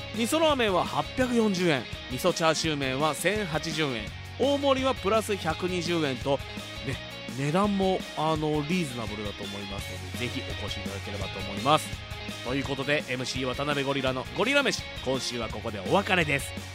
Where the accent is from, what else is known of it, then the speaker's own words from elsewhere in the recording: Fuji, Shizuoka, Japan; 生まれも育ちも静岡県富士市